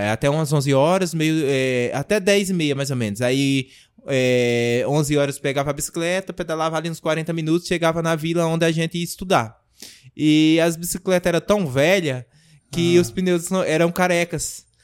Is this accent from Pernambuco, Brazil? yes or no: yes; Tupanatinga, Pernambuco, Brazil; moved away; also born or lived in Buíque, Pernambuco; eu nasci na cidade de Tupanatinga. Tupanatinga. É. Que é Pernambuco, é, interior. É Pernambuco, fica 300 quilômetros de Recife.